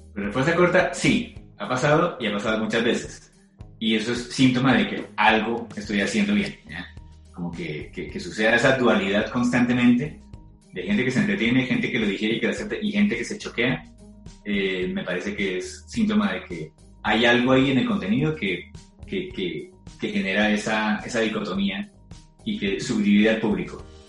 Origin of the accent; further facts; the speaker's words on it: Colombia; somos colombianos